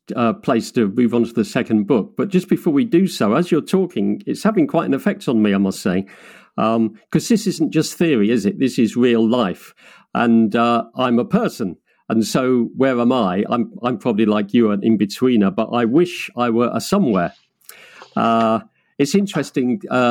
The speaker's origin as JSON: {"language": "English", "town": "Marlow", "region": "South East England", "country": "United Kingdom", "tie": "born or raised there", "moved": "yes", "said": "I still have a very strong feeling for my hometown."}